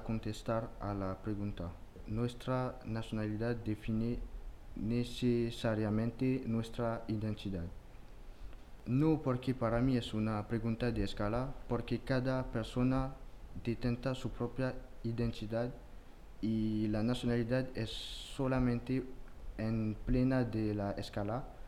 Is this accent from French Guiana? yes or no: yes; French Guiana; Spanish is a second language; moved away; soy francés y no solo europeo, sino también eh, sudamericano porque nació en Guyana francesa